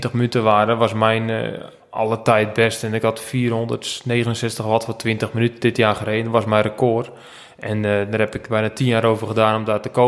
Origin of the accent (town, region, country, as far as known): Netherlands